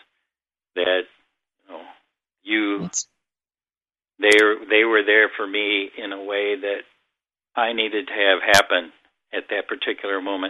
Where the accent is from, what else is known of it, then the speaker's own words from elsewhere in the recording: Minnesota, United States; I grew up in a small town in Minnesota